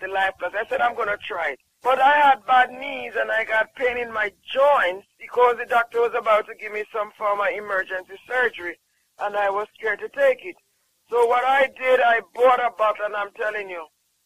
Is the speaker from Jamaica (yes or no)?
yes; Jamaica; I'm from Jamaica.